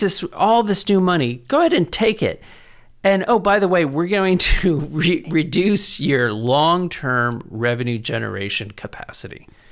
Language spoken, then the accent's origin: English; San Antonio, Texas, United States; also born or lived in College Station / San Francisco; I was born and raised here in San Antonio